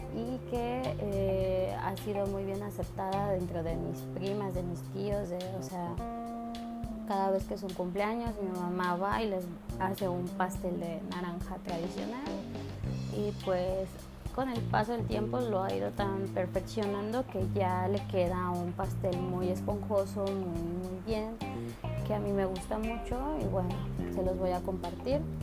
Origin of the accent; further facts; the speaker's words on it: Chiapas, Mexico; nosotros somos personas que venimos de Chiapas, venimos de un lugar donde está pues está cerca del mar